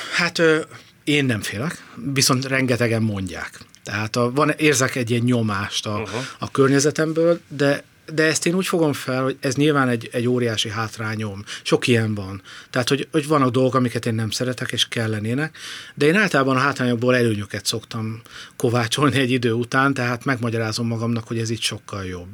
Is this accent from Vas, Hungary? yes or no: yes; Szombathely, Vas, Hungary; moved away as an adult; also born or lived in Budapest / village near Balaton; now in near Lake Balaton, Hungary; én szombathelyi vagyok, szombathelyről az egyetemre jöttem Budapestre